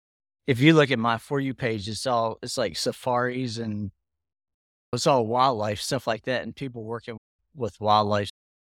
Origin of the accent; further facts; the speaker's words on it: Pennsylvania, United States; also born or lived in Florida; now in Texas, United States; I'm originally from Pennsylvania. {S2} Okay. {S3} Yeah. PA to Florida to Texas.